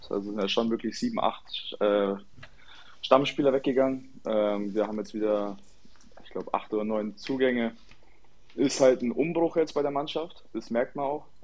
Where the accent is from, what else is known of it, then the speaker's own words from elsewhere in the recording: Putzbrunn, Bavaria, Germany; Ähm, ja, also ich komme ja aus Putzbrunn oder Grasbrunn und mein Vater hat mich halt damals dann ins Training bei Putzbrunn halt in der E-Jugend reingesteckt